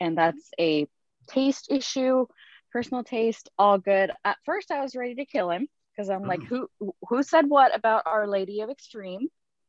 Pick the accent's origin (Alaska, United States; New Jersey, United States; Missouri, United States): Alaska, United States; I'm from Alaska, so I just got home from work.